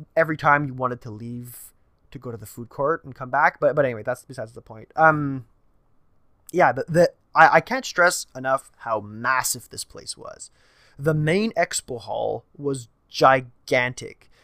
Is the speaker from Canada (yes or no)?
yes; Canada; I'm a Canadian